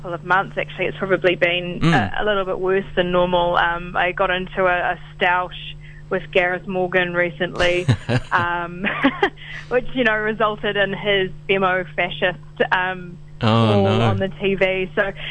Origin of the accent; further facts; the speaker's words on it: Rotorua, Bay of Plenty, New Zealand; now in Auckland, New Zealand; I'm originally from Rotorua, but okay. I am living in Auckland.